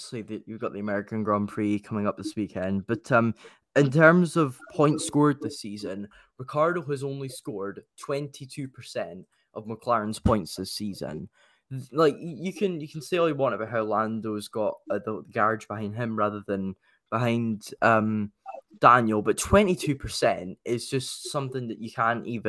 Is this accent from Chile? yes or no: no; Dundee, Scotland, United Kingdom; I was born in Dundee